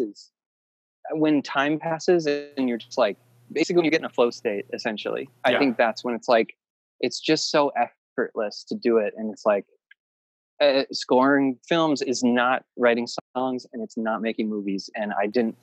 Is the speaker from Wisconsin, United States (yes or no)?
yes; Wisconsin, United States; moved away as an adult; now in Los Angeles, United States; I was like from Wisconsin and my band was from Wisconsin